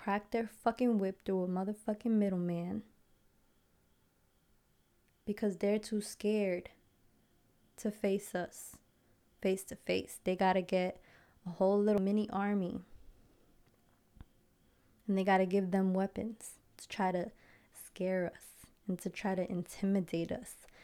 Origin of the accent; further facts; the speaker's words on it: Passaic, New Jersey, United States; I grew up in Passaic, right? Passaic, New Jersey.